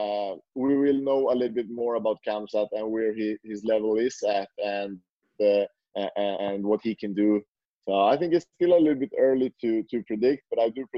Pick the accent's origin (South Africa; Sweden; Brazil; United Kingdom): Sweden; now in Norway; I'm from Sweden, so I lived in Sweden before, and I moved to Norway.